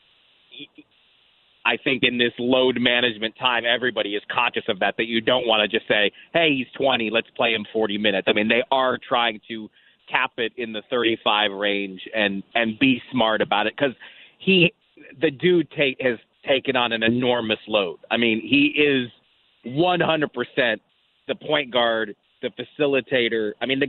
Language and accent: English; California, United States; It's a little bit like – I grew up in Southern California mostly, and when Gretzky first got to the Kings, I felt like he was 2-3 steps ahead of the game